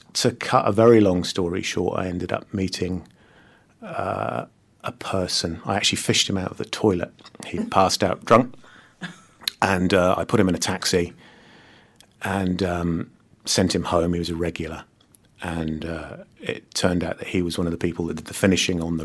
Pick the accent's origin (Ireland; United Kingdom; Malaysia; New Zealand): Malaysia; Kuala Lumpur; I was born in Malaysia, in Kuala Lumpur, or just outside of Kuala Lumpur